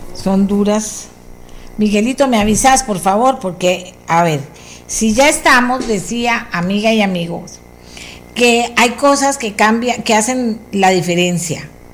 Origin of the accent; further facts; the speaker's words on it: Costa Rica; somos los mismos ticos